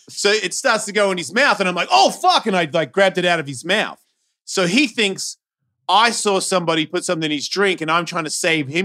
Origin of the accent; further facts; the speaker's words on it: Australia; moved away; I'm Australian